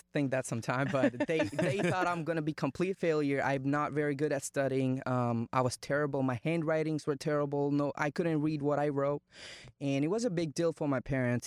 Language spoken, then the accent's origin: English; India; English is a second language; moved away as an adult; now in United States; I was born in India, grew up in India, and I moved to America when I turned 19